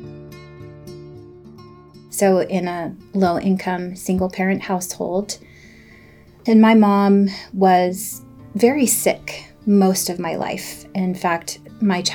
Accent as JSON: {"language": "English", "region": "Southern Oregon", "country": "United States", "tie": "born or raised there", "also_born_or_lived": "San Jose, California", "said": "I grew up"}